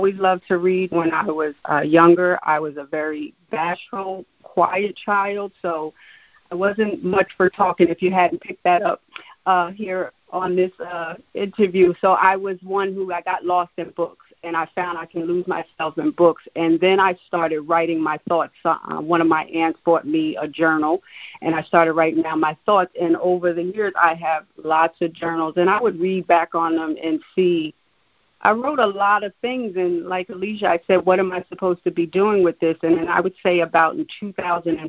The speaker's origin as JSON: {"language": "English", "region": "New Jersey", "country": "United States", "moved": "as an adult", "lives_now": "Poconos, Pennsylvania, United States", "said": "I'm originally from New Jersey. I've been up in the Poconos for about 15 years"}